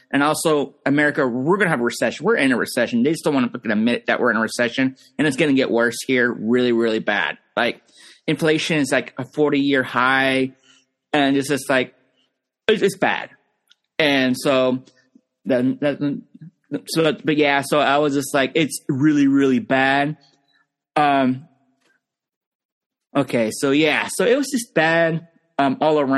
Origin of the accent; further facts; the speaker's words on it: Pennsylvania, United States; I'm from Pennsylvania.